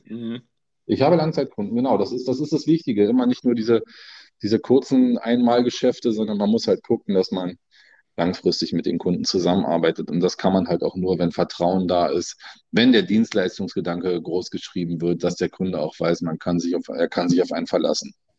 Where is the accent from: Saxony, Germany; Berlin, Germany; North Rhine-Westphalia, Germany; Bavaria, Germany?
Berlin, Germany; also born or lived in Brandenburg; Ich bin gebürtiger Nordberliner. Ja, komme aus Berlin-Reinickendorf, wohne da schon mein ganzes Leben lang.